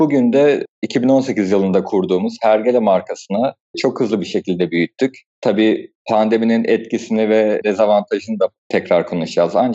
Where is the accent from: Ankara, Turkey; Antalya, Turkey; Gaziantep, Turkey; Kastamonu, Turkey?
Kastamonu, Turkey; born there; also born or lived in Anatolia; Ben aslında Kastamonu 1992 doğumluyum. Babamın mesleği sebebiyle Anadolu'nun birçok farklı şehrinde bulunarak büyüdüm.